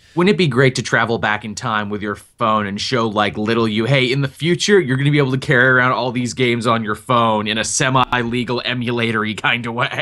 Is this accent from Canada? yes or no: yes; Canada; as a Canadian